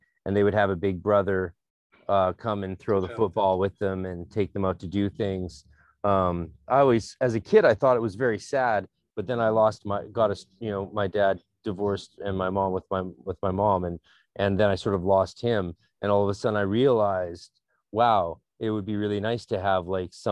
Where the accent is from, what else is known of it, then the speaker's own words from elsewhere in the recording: Canada; also born or lived in Vancouver; being a Canadian